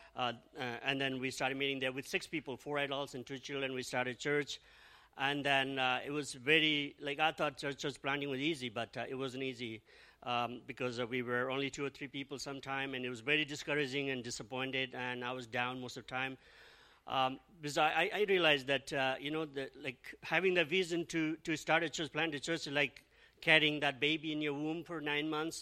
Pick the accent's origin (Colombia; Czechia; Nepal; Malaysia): Nepal; also born or lived in Australia / Toronto; now in Mississauga, Canada; we are originally from Nepal.